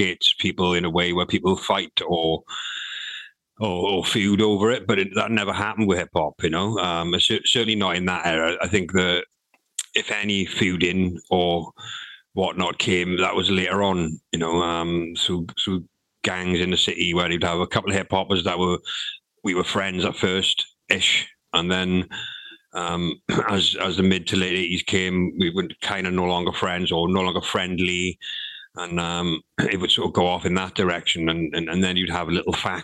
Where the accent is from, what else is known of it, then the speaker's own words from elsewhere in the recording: Swansea, Wales, United Kingdom; also born or lived in Nottingham; I moved from Penland, even though I still went to Penland school, I moved from Penland, living in Penland, to a place called Forest Fach, which was, because Swansea is not a big city